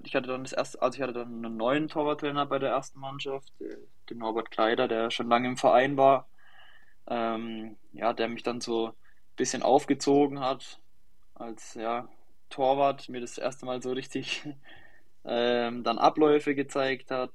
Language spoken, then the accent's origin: German; near Schweinfurt, Bavaria, Germany; ich komme aus der Nähe von Schweinfurt